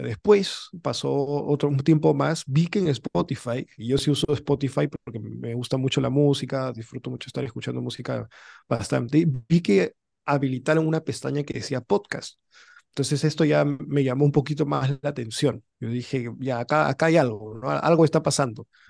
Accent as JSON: {"language": "Spanish", "region": "Lima", "country": "Peru", "tie": "born or raised there", "also_born_or_lived": "United States", "said": "yo nací fuera, nací en Estados Unidos, pero tres años nomás estuve allá. luego ya ve, o sea, en verdad toda mi vida la he hecho acá, en, en Lima"}